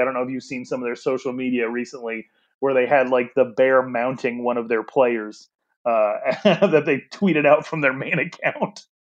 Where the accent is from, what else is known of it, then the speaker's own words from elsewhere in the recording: Wyoming, United States; now in Arizona, United States; I'm from Wyoming.